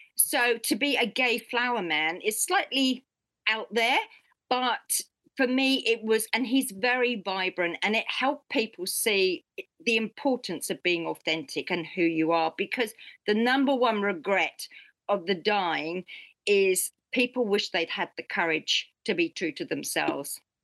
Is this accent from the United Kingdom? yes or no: yes; United Kingdom; now in New Zealand; being British